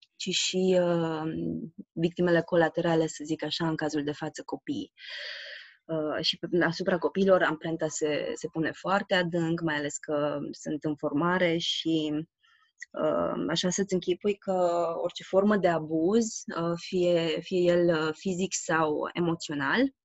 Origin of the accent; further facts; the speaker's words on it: Romania; am crescut în România